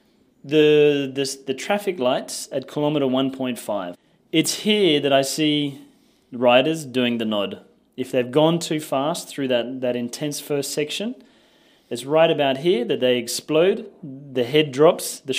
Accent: Australia; moved away as an adult; also born or lived in France; now in Col d'Èze, France; I'm an Australian. I've been living in France for 10 years

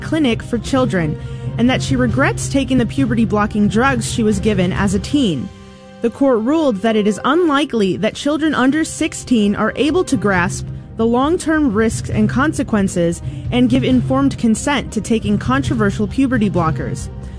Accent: Chicago, Illinois, United States; now in Houston, United States; I'm originally from Chicago, but I think being in Houston has weakened me.

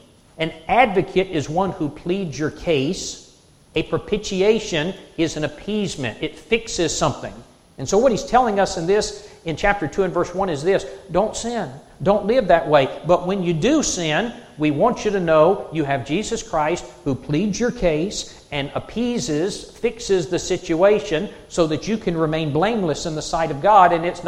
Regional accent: South Carolina, United States; moved away; I'm from South Carolina

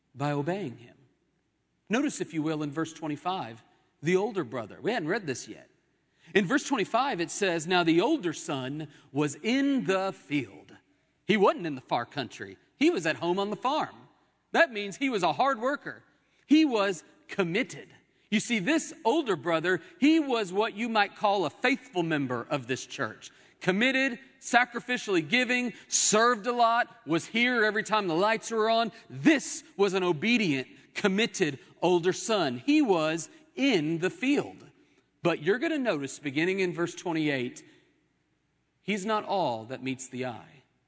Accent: Oklahoma City, Oklahoma, United States; Growing up in Oklahoma City, my home

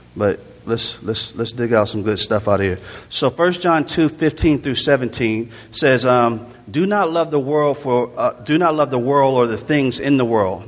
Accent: Jacksonville, Florida, United States; also born or lived in Newark, New Jersey / Orlando, Florida; I was born in Newark, New Jersey, raised in um, Jacksonville, Florida, a little bit in Orlando, Florida

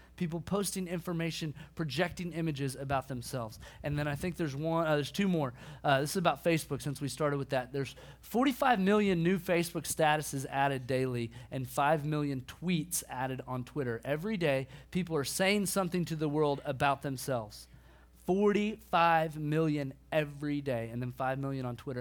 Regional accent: Bartlesville, Oklahoma, United States; now in Dallas, United States; My hometown, Bartlesville, Oklahoma

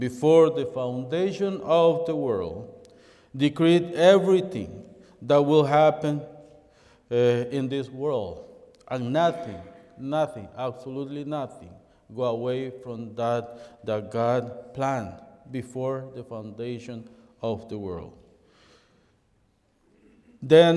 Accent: El Salvador; English is a second language; now in Toronto, Canada; I was born in El Salvador, but in 1989, I came to the city of Toronto to live in there

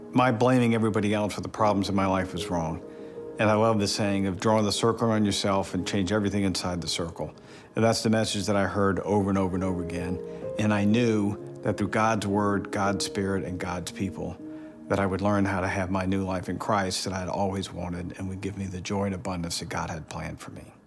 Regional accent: Atlanta, Georgia, United States; now in Dallas, United States; I'm originally from Atlanta

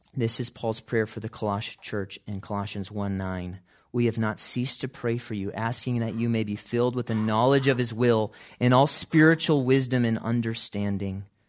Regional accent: Chicago, Illinois, United States; growing up in Chicago

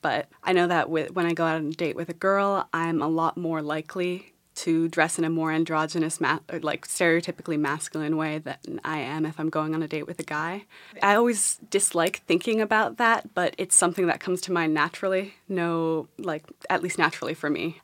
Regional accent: New York City, New York, United States; I grew up in New York City

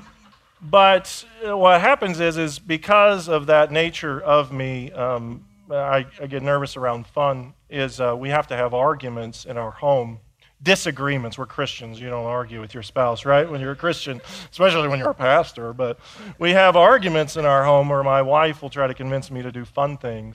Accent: Indiana, United States; I grew up in Indiana

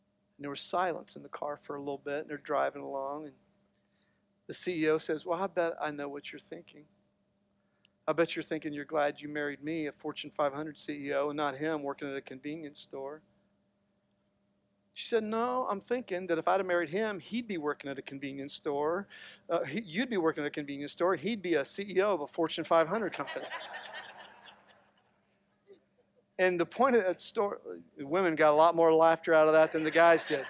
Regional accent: Licking County, Ohio, United States; I'm a redneck from Licking County

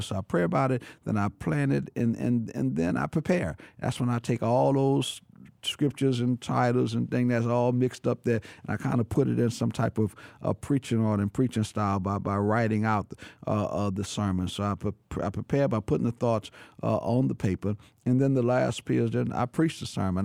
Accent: New Orleans, Louisiana, United States; I born and raised in New Orleans, but I've been there all of my life

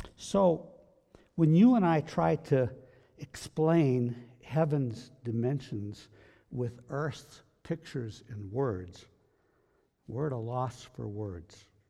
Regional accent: United States; we are we are Christians. but we're American Christians

